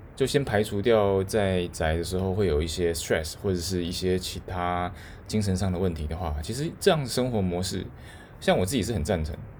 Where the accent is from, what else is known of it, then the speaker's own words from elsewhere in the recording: Taiwan; now in Tokyo, Japan; 我最想做的就是回台湾，就是我可能真的想要回台湾一趟，然后去看看我的家人